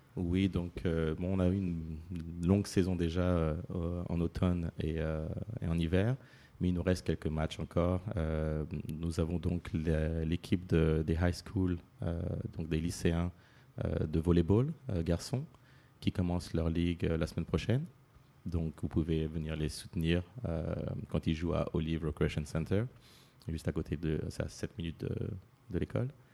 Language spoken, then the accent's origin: French; Paris, Île-de-France, France; moved away; je suis né à Paris, d'origine martiniquaise